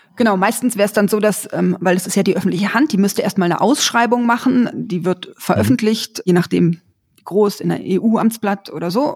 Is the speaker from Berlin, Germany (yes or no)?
yes; Berlin, Germany; Ich bin in Berlin aufgewachsen